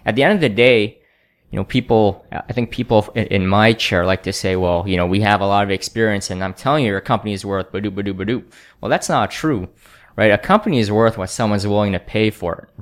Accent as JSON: {"language": "English", "country": "Canada", "tie": "born or raised there", "said": "I grew up in Canada"}